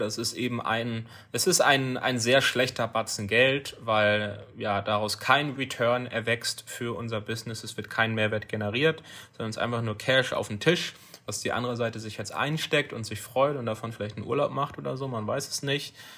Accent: Germany; bei uns in Deutschland

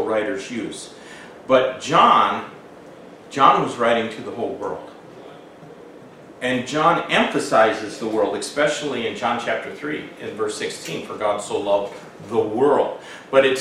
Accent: Hamilton, Michigan, United States; the house that I grew up in Hamilton, Michigan, it was actually Overijssel Township

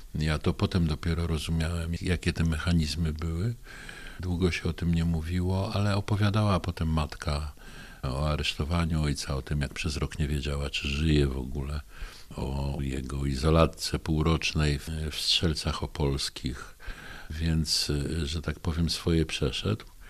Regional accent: Bystrzyca Kłodzka, Lower Silesian Voivodeship, Poland; Urodziłem się w Bystrzycy Kłodzkiej w 1956 roku

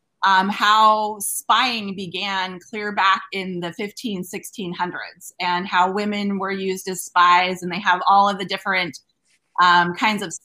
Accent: Logan, Utah, United States; moved away as an adult; also born or lived in Carbondale, Illinois / Ellensburg, Washington / Cheyenne, Wyoming; now in La Crosse, United States; I grew up in Logan and did my undergraduate and graduate degree there

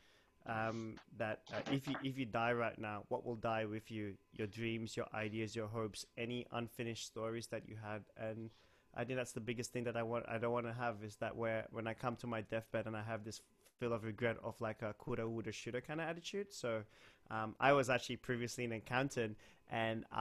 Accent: Kuala Lumpur, Malaysia; now in Sydney, Australia; I was born in West Malaysia in a town called Kuala Lumpur

